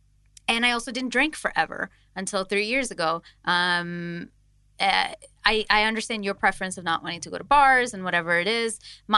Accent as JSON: {"language": "English", "country": "India", "said": "I think I sort of understand Rena's background in being an Indian. Like in our communities, there are some specific communities that are strictly vegetarian"}